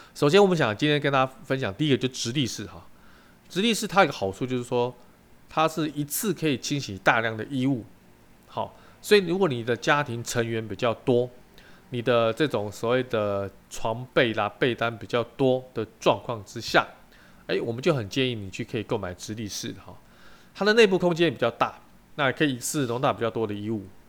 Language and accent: Chinese; Taiwan; 我们台湾人民